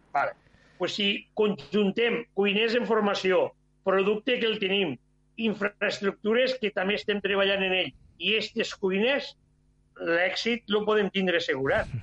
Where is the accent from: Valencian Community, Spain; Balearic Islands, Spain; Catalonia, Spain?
Catalonia, Spain; som catalans